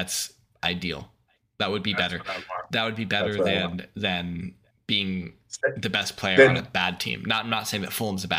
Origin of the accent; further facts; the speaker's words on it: United States; as Americans.